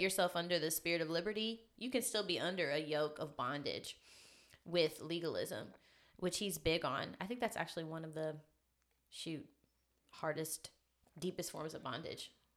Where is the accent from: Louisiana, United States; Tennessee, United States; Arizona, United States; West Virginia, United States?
Tennessee, United States; Memphis; Born and raised in Memphis